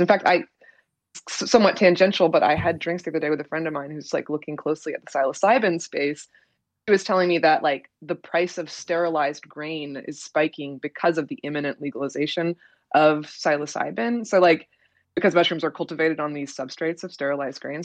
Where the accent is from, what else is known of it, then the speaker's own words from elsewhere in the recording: Oregon, United States; I'm from Oregon